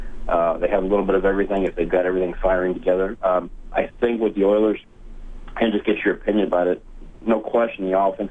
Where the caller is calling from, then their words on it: St. Louis, Missouri, United States; I'm calling from St. Louis, Missouri